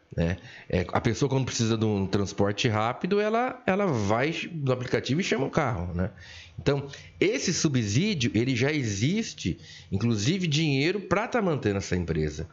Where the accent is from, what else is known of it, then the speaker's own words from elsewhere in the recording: Olímpia, São Paulo, Brazil; nasci em Olímpia em 1970